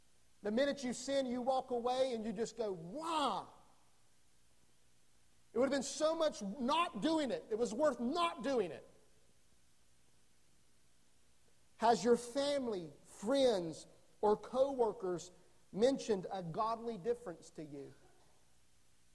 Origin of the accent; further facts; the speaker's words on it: North Carolina, United States; I grew up in North Carolina.